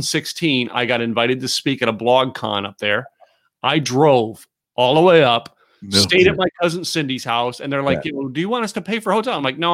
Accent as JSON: {"language": "English", "region": "Pennsylvania", "country": "United States", "said": "I'm from Pennsylvania."}